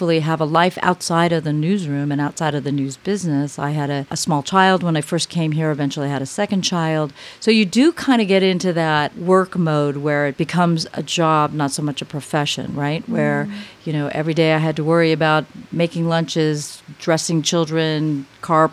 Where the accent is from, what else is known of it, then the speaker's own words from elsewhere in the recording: Los Angeles, California, United States; moved away as an adult; I was able to make it back to Los Angeles, which is my hometown